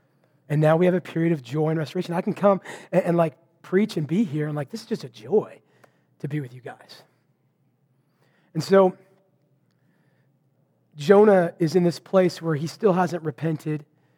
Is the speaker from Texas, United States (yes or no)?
no; Vancouver, Washington, United States; I was preparing for a sermon up in my hometown of Vancouver to be preached back in Marysville.